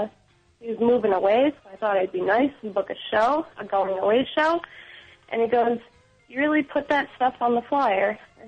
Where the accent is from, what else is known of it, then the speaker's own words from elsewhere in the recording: Syracuse, New York, United States; moved away as an adult; now in Buffalo, United States; I'm from Syracuse, New York.